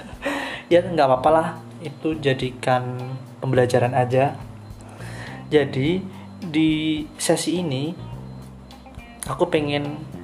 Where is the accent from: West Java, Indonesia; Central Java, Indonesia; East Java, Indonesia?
East Java, Indonesia; Banyuwangi; now in Denpasar, Indonesia; asalku Banyuwangi sebenarnya nggak jauh dari Bali